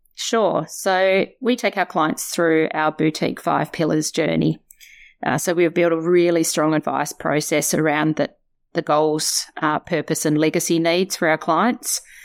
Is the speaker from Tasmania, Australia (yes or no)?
yes; Tasmania, Australia; moved away as an adult; also born or lived in Melbourne; I'm a girl from Tassie. Uh, grew up there